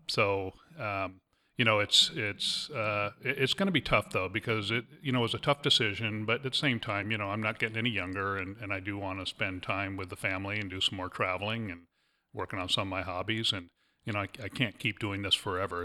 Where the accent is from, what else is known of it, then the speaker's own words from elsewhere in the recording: Fullerton, California, United States; moved away; I was actually born and raised in Fullerton, California